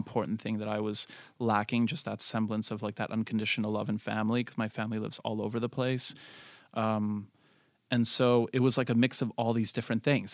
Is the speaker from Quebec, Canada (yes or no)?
yes; Montreal, Quebec, Canada; I was raised in Montreal, extremely multicultural and diverse